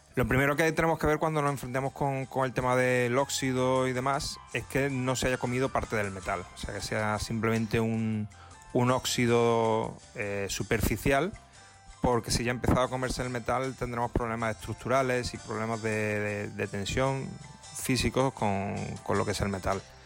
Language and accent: Spanish; Córdoba, Andalusia, Spain; also born or lived in Barcelona; Club Almedina de Grima de, de, Córdoba, en mi ciudad natal